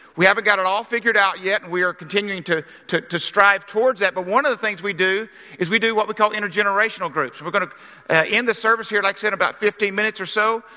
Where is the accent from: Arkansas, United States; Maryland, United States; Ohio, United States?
Arkansas, United States; I grew up in Arkansas